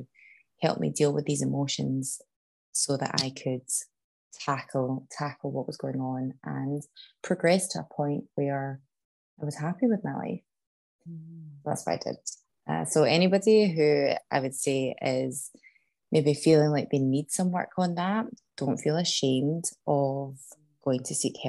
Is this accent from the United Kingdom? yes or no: yes; Scotland, United Kingdom; moved away as an adult; also born or lived in Canada; back home to my hometown in Scotland